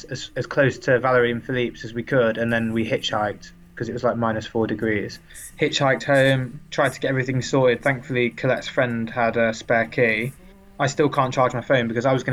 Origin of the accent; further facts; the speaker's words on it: England, United Kingdom; we're English.